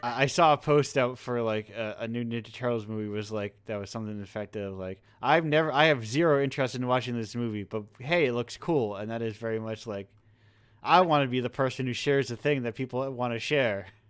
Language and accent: English; United States; I'm an American